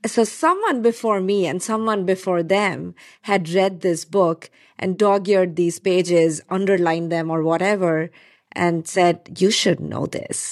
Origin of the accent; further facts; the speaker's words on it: India; moved away; I was growing up in India